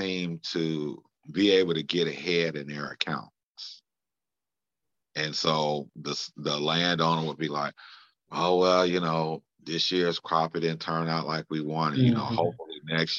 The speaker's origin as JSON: {"language": "English", "town": "Chicago", "region": "Illinois", "country": "United States", "tie": "born or raised there", "also_born_or_lived": "Macomb, Illinois", "said": "born and raised here"}